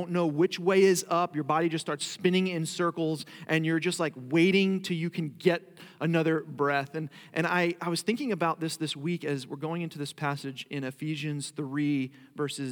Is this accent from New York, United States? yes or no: yes; Long Island, New York, United States; moved away as an adult; now in Florida, United States; I actually grew up in Long Island, New York